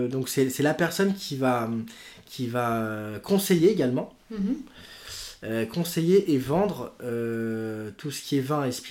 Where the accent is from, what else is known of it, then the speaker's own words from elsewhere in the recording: Lyon, Auvergne-Rhône-Alpes, France; alors, je suis lyonnais d'origine